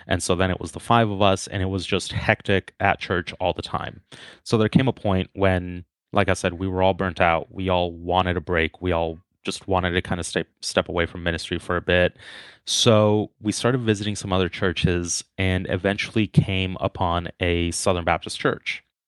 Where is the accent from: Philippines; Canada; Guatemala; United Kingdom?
Guatemala; born there; So yeah, just to start off, I was born in Guatemala. My parents are both Guatemalan.